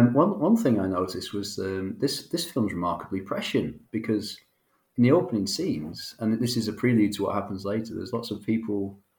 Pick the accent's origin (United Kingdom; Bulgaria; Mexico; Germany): United Kingdom; Manchester, North West England; we're all Mancunians. We're all from Manchester.